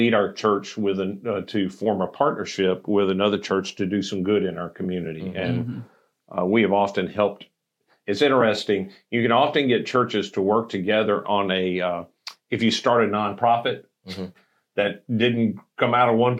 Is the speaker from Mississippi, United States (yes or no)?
yes; Mississippi, United States; moved away; also born or lived in Kentucky; I'm from Mississippi